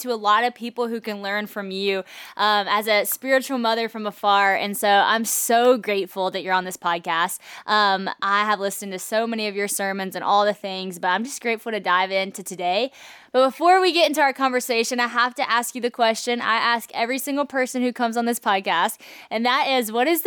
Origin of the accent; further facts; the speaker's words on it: Monroe, Louisiana, United States; Monroe, Louisiana, right here where I'm from